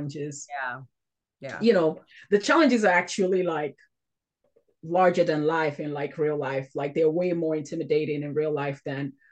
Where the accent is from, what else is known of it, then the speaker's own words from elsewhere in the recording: Nigeria; I grew up in Nigeria